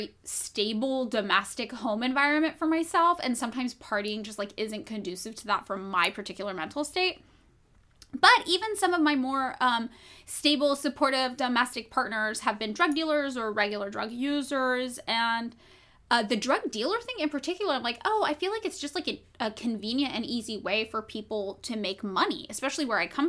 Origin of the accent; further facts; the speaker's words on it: Fresno, California, United States; the town I grew up in Fresno